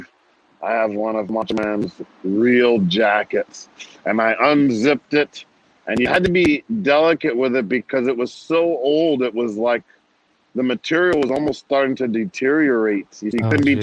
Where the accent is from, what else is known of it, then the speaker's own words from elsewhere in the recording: New Jersey, United States; I was from New Jersey